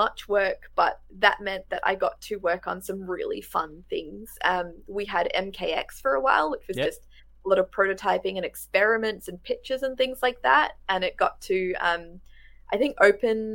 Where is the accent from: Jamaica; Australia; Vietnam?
Australia; rural Victoria; moved away as an adult; also born or lived in Melbourne; now in Adelaide, Australia; I grew up in Victoria. I grew up in rural Victoria though.